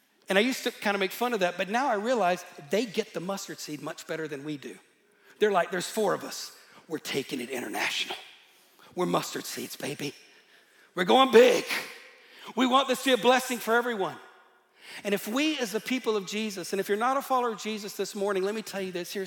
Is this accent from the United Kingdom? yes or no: yes; Northern Ireland, United Kingdom; moved away; I'm from Northern Ireland.